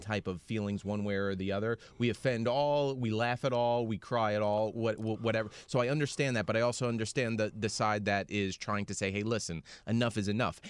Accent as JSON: {"language": "English", "country": "United States", "said": "as an American"}